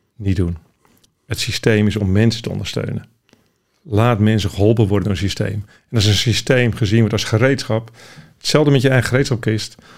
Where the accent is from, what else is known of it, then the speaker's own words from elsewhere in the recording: Randstad, Netherlands; Ik kom zelf uit de Randstad